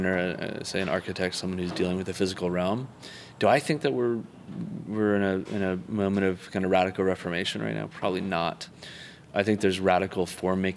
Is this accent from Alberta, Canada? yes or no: yes; Calgary, Alberta, Canada; now in San Francisco, United States; I grew up in Canada, just outside of Calgary